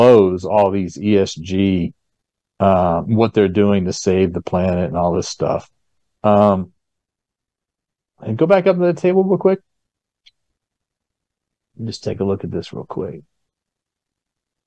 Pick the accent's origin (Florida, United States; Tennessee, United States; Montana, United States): Florida, United States; Tampa; I was born in Tampa, Florida